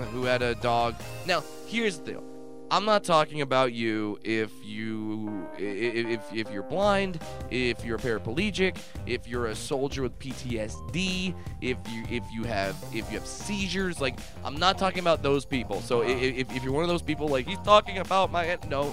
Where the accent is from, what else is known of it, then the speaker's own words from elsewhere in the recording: Southern California, United States; I'm from Southern California